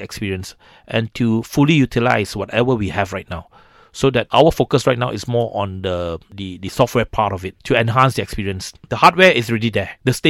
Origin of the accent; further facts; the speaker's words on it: Seremban, Negeri Sembilan, Malaysia; I'm from Seremban. I'm a Seremban boy.